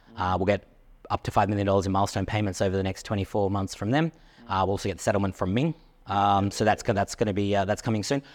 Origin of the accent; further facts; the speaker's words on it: Australia; I'm Australian